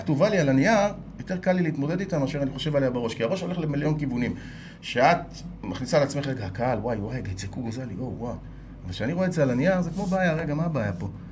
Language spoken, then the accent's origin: Hebrew; Israel; אני ישראלי, שירתי בצבא, אני מייצג את ישראל